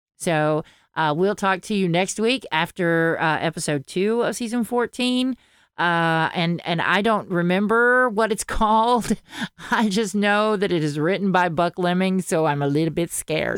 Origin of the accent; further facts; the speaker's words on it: the South, United States; accent: Southern; I cannot lose my Southern accent